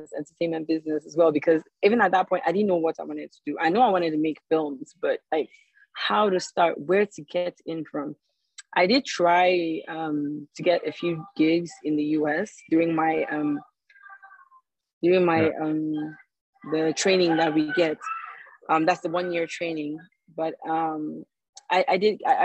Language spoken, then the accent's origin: English; Nigeria; moved away as an adult; now in United States; just being a Nigerian